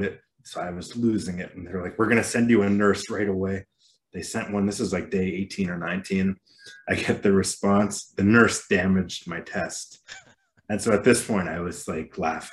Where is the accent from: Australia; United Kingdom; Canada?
Canada; I'm Canadian